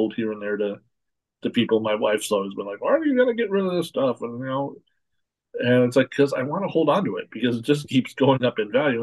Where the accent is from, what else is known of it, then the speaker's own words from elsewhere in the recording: Portland, Oregon, United States; I grew up in outside of Portland, Oregon